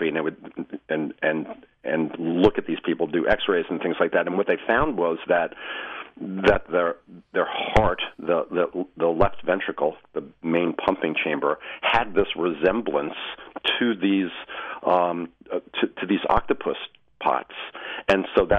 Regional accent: Long Island, New York, United States; I grew up and lived on Long Island for most of my life

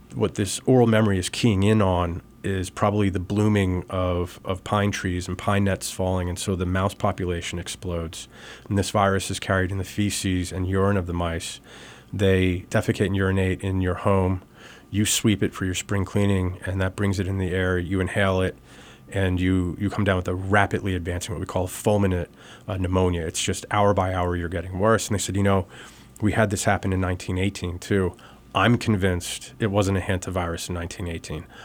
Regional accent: United States; also born or lived in Libertyville, Illinois; Born originally just outside of Chicago in Libertyville, but moved back to this area. My parents are from South Jersey and Philadelphia. So we moved back to this area when I was about a month old

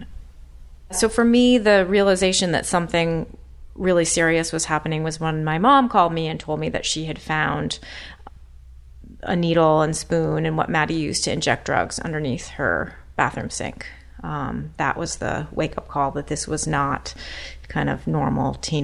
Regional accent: Burlington, Vermont, United States; When I was growing up in Burlington, Vermont, as a teenager

